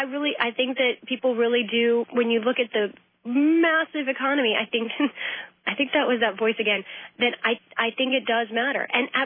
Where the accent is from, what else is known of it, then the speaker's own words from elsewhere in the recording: Ireland; And then I do the Irish brogue, of course, being an Irish lass myself